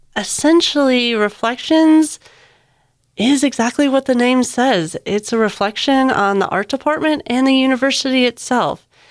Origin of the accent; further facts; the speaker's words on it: Michigan, United States; now in Georgia, United States; I grew up in Michigan, surrounded by water